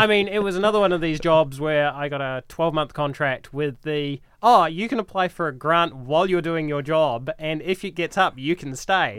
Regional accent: New Zealand; moved away as an adult; also born or lived in Wellington, New Zealand / Calgary, Canada; now in Brisbane, Australia; I'm from New Zealand originally. I did my undergrad in Wellington

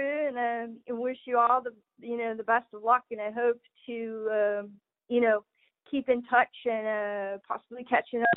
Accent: Wisconsin, United States; now in California, United States; I'm from Wisconsin too

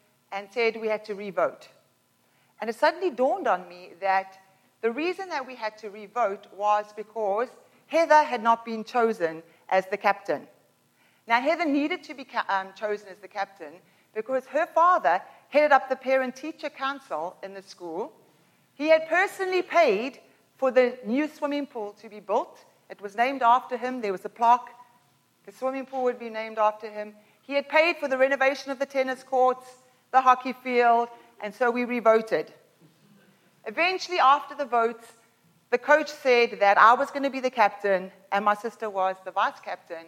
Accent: Pinetown, Durban, KwaZulu-Natal, South Africa; now in Canada; When I was 12 years old, I used to live in Pinetown, and we moved from Pinetown to Durban, so basically from like Mississauga to Milton.

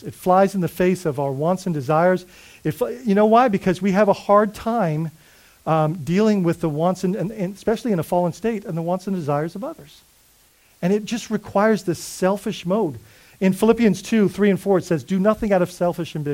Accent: Bahamas; now in United States; I'm Bahamian

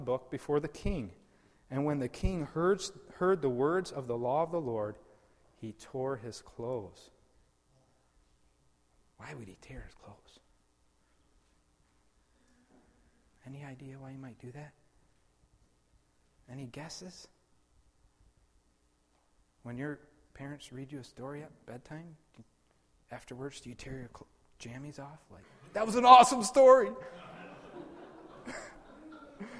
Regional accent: West Michigan, United States; also born or lived in Papua New Guinea; I was born and raised in West Michigan

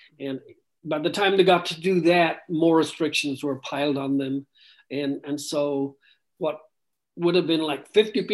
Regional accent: Ireland; moved away; I was born and raised in Ireland

